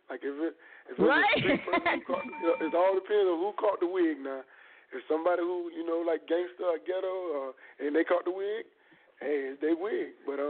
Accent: Riviera Beach, Florida, United States; I'm from Real Beach, Florida, a.k.a. G-Town.

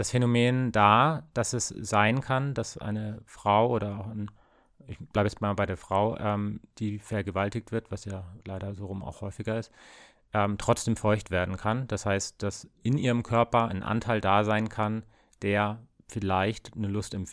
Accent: West Germany, Germany; ich bin auch im Westen aufgewachsen.

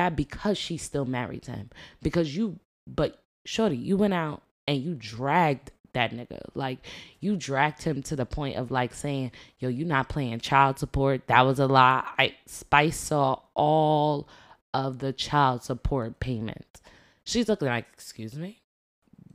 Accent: New York, United States; We grew up in New York

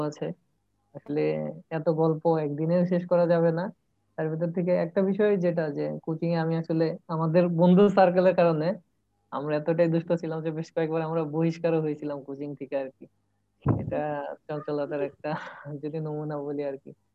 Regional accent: Sarishabari, Mymensingh Division, Bangladesh; moved away as an adult; now in Sylhet, Bangladesh; আমি জামালপুরে সরিষাবাড়ি থেকে আসছি

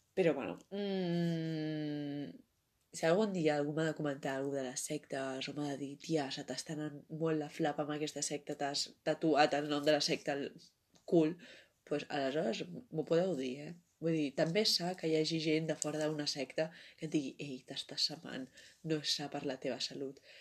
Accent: Barcelona, Catalonia, Spain; jo sóc de Barcelona

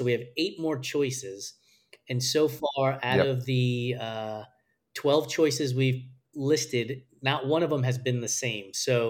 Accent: New York, United States; I'm a New Yorker, born and raised

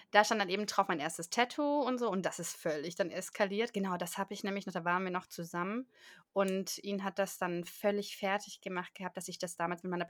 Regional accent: Baden-Württemberg, Germany; dann bin ich halt auf Kaffee umgestiegen, da bin ich Schwabe.

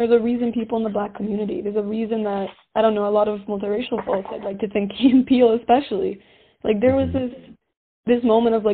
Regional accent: Colorado Springs, Colorado, United States; also born or lived in Georgia; I grew up in the Springs most of my life

